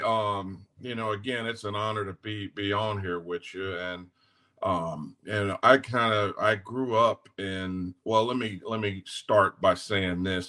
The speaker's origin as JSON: {"language": "English", "town": "Los Angeles", "region": "California", "country": "United States", "tie": "born or raised there", "also_born_or_lived": "Greenville, North Carolina", "moved": "as an adult", "lives_now": "Nashville, United States", "said": "I was born and raised in South Central, um, in South Central LA."}